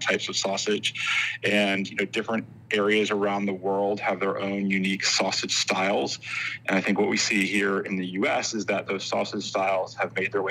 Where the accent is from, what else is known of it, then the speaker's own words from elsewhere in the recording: the South, United States; I'm from the South